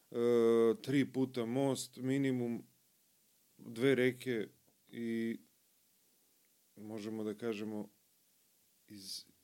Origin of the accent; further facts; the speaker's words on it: Obrenovac, Belgrade, Serbia; Ja sam jedan od redkih koji, se, koji je rođen u Obrenovcu.